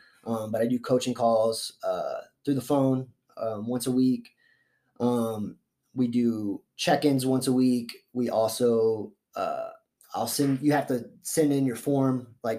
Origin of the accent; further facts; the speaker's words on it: Florida, United States; I'm a Florida boy. So I grew up half in Florida, half here.